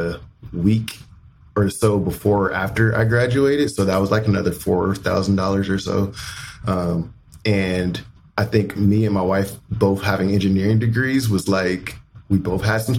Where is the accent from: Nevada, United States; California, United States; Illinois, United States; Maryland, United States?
Nevada, United States; Las Vegas; moved away as an adult; also born or lived in Kentucky / Indiana; I was born and raised in Las Vegas